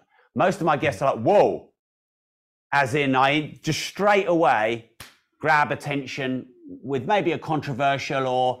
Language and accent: English; United Kingdom; now in United States; I am British, and there aren't many of us Brits taking over America.